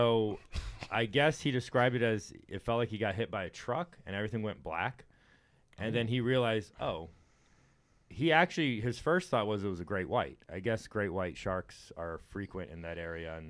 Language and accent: English; Texas, United States; I grew up in Texas, and we went to the beach all the time.